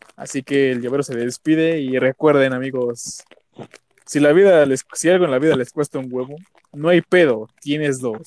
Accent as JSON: {"language": "Spanish", "region": "State of Mexico", "country": "Mexico", "tie": "born or raised there", "said": "nací en el Estado de México"}